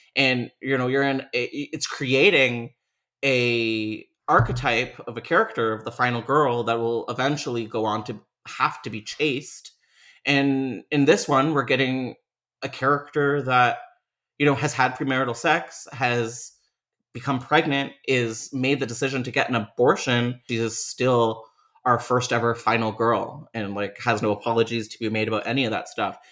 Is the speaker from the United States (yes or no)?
no; Toronto, Ontario, Canada; University of Toronto. It's just, like, my hometown in a nutshell